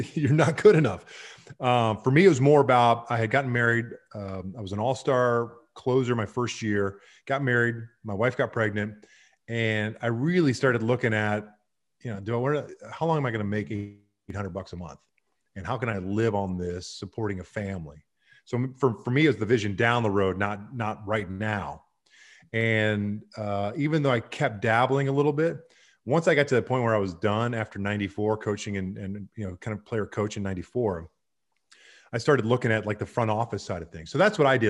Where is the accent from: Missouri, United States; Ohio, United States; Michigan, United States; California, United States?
Missouri, United States; Kansas City; the Royals, who I grew up with in Kansas City and my dad played for